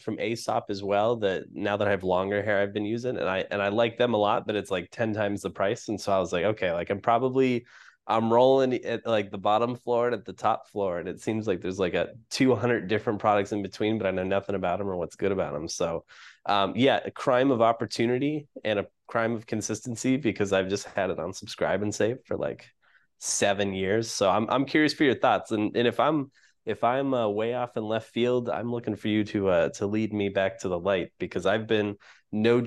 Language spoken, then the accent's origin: English; Wisconsin, United States; I'm from Wisconsin